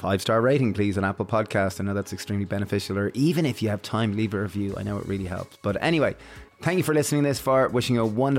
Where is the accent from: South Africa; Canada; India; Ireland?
Ireland; at least in the environment that we grew up here in Ireland